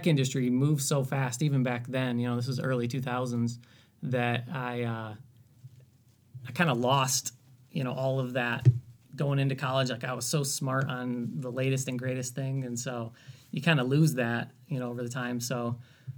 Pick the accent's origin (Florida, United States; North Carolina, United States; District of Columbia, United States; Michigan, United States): Michigan, United States; northern; So I grew up in Michigan, born and raised. Kind of grew up in northern Michigan